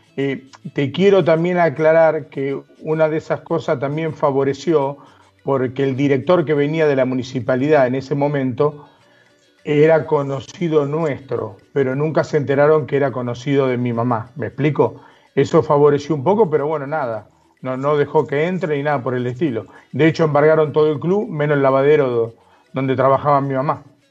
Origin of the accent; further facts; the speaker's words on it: Buenos Aires, Argentina; yo nací, nacido y criado en La Boca